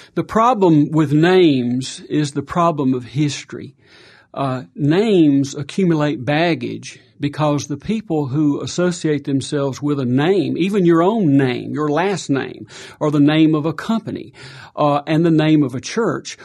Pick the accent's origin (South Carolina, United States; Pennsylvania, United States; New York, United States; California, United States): South Carolina, United States; moved away; I grew up in South Carolina, blue collar